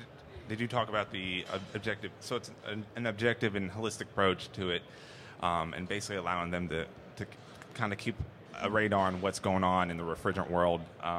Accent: Murfreesboro, Tennessee, United States; We come from Murfreesboro, Tennessee, just outside of Nashville. One of the fastest growing cities in the United States.

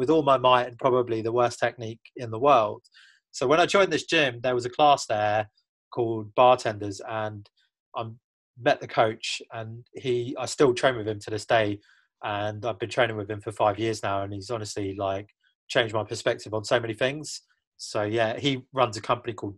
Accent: United Kingdom; moved away; as a Brit

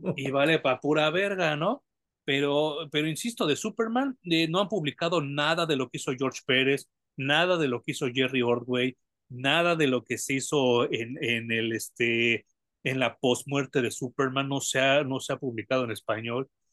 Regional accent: Mexico; como mexicanos

